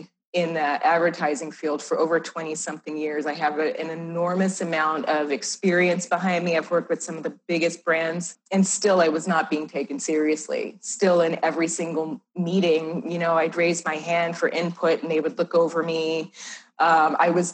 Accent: New York, United States; also born or lived in Southern California; now in Tucson, United States; I'm from New York originally

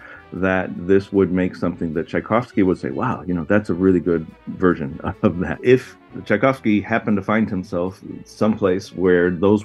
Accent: Tucson, Arizona, United States; also born or lived in Chicago; So I was born in Chicago, but I grew up in Tucson, Arizona.

